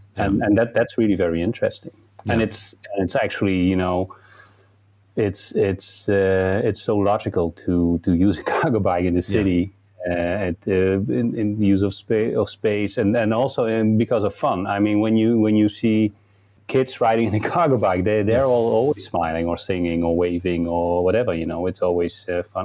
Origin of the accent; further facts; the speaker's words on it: Nijmegen, Gelderland, Netherlands; it's actually in my, my hometown in Nijmegen